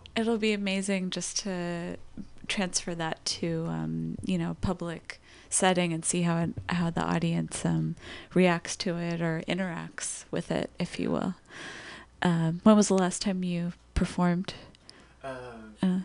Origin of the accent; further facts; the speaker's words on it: Los Angeles, California, United States; moved away as an adult; I grew up in Los Angeles